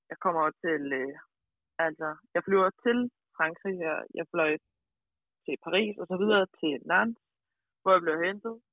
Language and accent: Danish; Denmark; now in France; jeg er den eneste dansker.